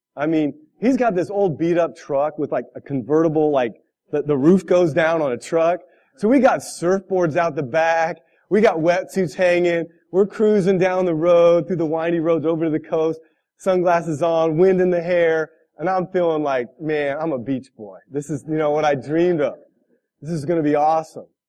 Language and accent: English; California, United States; moved away as an adult; now in Midwest, United States; I'm a California kid. I grew up in California 24 years of my life